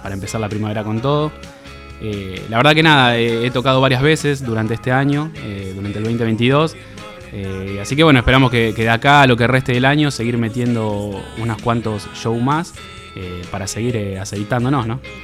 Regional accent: Campana, Buenos Aires Province, Argentina; yo soy de Campana

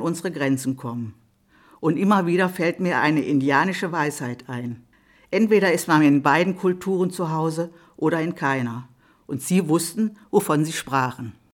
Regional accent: Germany; also born or lived in Duisburg

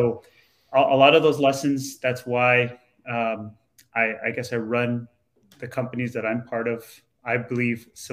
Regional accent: Toronto, Ontario, Canada; where I grew up in Toronto, sort of a lower income area of Toronto now

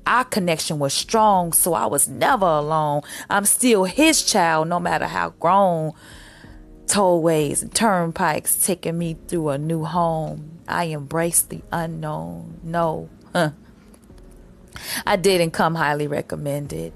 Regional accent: Chicago, Illinois, United States; moved away as an adult; now in Los Angeles, United States; my hometown, Chicago

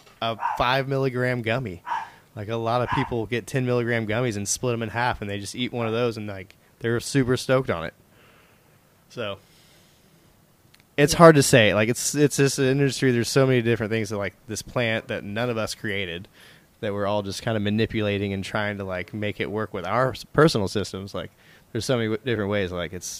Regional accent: Tulsa, Oklahoma, United States; moved away as an adult; also born or lived in California; I'm from Tulsa for life.

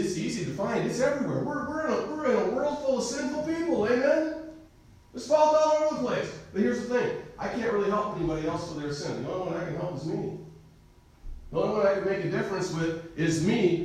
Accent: United States; As an American

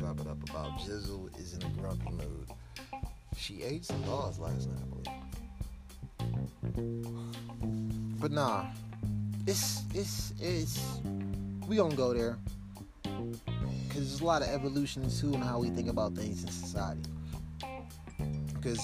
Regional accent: Milwaukee, Wisconsin, United States; I was raised in Milwaukee, Wisconsin

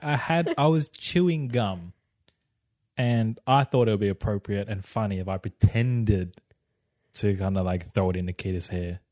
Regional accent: Australia; I grew up in Australia.

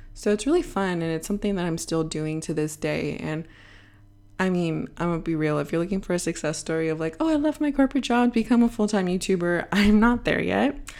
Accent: Bay Area, California, United States; moved away as an adult; now in Madrid, Spain; I was born and raised in the Bay Area, and now I'm sitting in my apartment living in Madrid, Spain

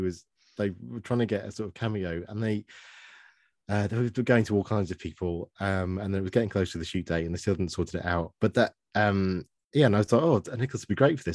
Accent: Stoke-on-Trent, West Midlands, United Kingdom; now in Worthing, United Kingdom; I got out of Stoke

